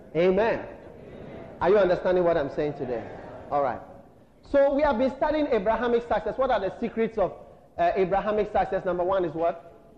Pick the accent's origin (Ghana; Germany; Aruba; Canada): Ghana; we are Ghanaian